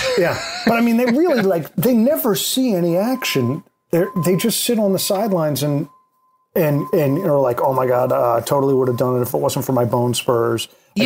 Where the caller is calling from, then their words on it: New York, United States; I'm calling from New York